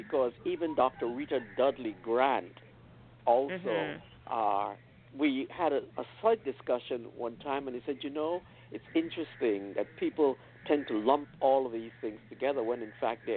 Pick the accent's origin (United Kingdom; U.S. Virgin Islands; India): U.S. Virgin Islands; I'm from St. Thomas, United States, Virgin Islands.